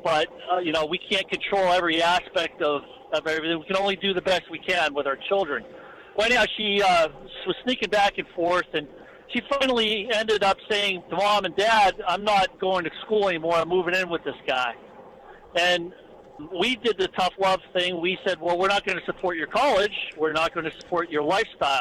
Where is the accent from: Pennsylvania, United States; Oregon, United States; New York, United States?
Pennsylvania, United States; Erie; moved away; we're originally from Erie, Pennsylvania